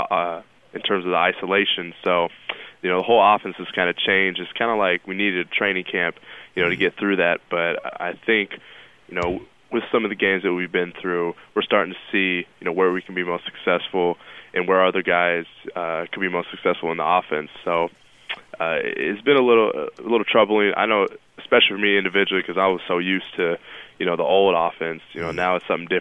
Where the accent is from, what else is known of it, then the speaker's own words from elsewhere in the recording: California, United States; moved away as an adult; now in New York City, United States; I'm from Cali, so our winters are like 56 degrees